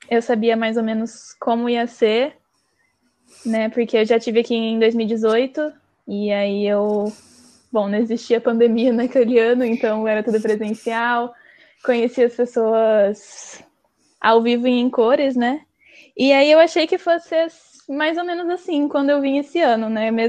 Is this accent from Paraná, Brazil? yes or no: yes; Londrina, Paraná, Brazil; moved away as an adult; now in Coimbra, Portugal; Eu sou de Londrina, no Paraná.